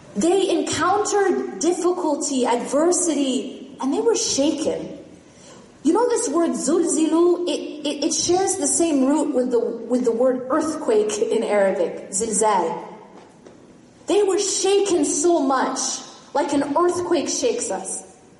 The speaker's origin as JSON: {"language": "English", "region": "Midwest", "country": "United States", "tie": "born or raised there", "said": "I grew up in the Midwest."}